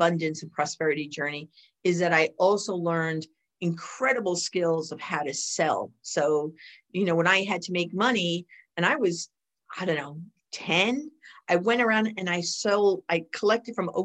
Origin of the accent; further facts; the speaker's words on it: New York City, New York, United States; I grew up in the Bronx